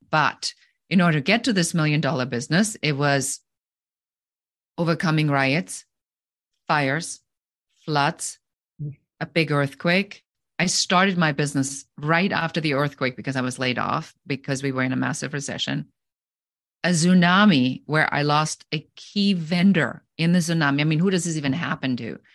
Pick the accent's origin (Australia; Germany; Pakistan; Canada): Germany; moved away as an adult; now in United States; I'm originally from Germany